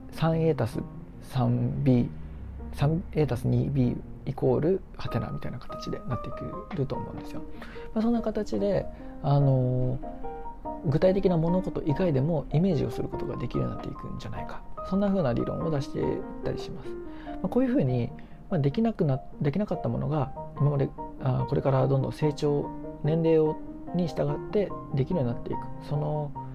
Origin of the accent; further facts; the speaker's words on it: Japan; 自分の母国の国の日本人